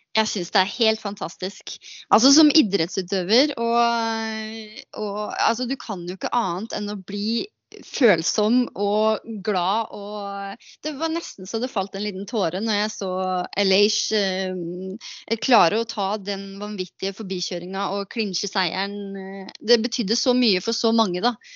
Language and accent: Norwegian; Norway; moved away as an adult; also born or lived in United States; hjemme i Norge